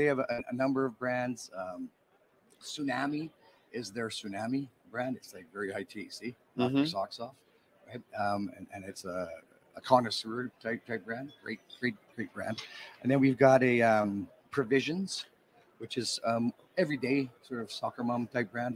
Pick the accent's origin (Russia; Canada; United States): Canada; Western Canada; I'm from Western Canada